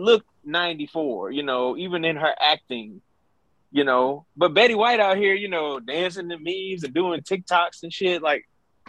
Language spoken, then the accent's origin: English; Louisiana, United States; growing up in Louisiana